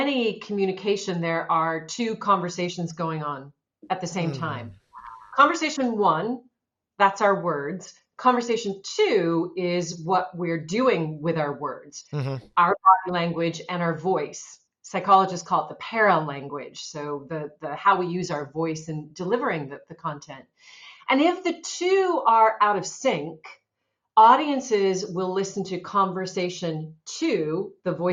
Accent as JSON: {"language": "English", "town": "Seattle", "region": "Washington", "country": "United States", "also_born_or_lived": "New York / Melbourne / London / Los Angeles", "moved": "yes", "said": "I'm originally from Seattle, Washington"}